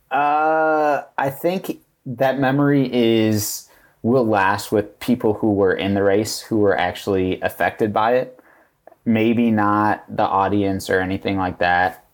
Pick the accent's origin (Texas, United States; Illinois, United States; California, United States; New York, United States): Illinois, United States; Chicago south suburbs; I'm from the South Summers